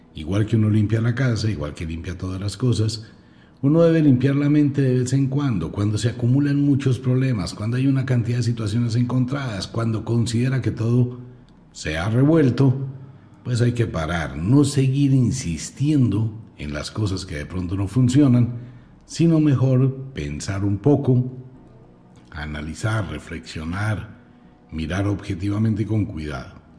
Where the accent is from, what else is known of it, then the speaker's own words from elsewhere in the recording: Colombia; soy colombiano